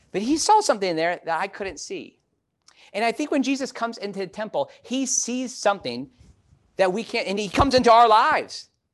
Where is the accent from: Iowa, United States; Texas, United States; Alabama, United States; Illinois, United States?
Illinois, United States; Chicago; moved away; growing up in Chicago